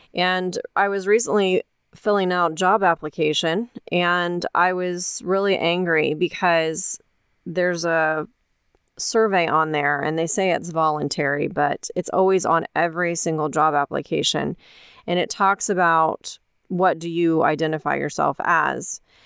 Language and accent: English; United States